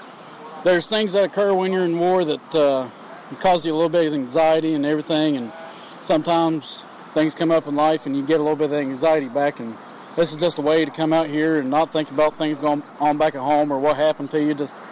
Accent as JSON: {"language": "English", "town": "Burnsville", "region": "West Virginia", "country": "United States", "said": "I'm from Burnsville, West Virginia."}